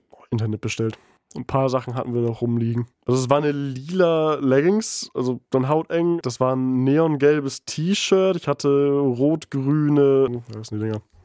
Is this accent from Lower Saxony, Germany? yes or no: yes; East Frisia, Lower Saxony, Germany; moved away as an adult; also born or lived in Aurich; now in Bremen, Germany; ich komme aus Ostfriesland